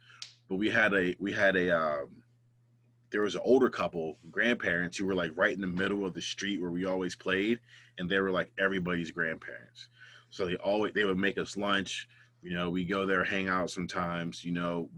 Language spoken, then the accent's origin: English; Ambridge, Pennsylvania, United States; also born or lived in Sewickley; I was born in Swickley. I went to Quaker Valley grade.